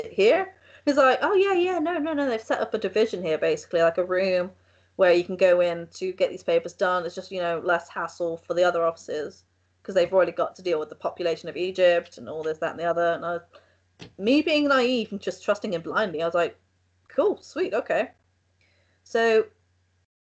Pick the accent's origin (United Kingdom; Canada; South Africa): United Kingdom; England; I'm from England